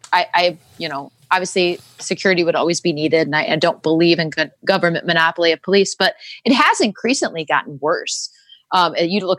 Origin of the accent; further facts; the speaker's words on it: United States; As Americans